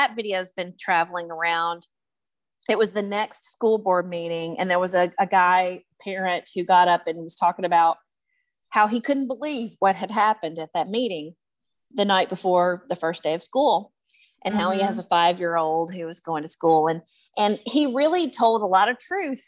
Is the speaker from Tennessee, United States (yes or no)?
yes; West Tennessee, United States; I'm from a very small town in West Tennessee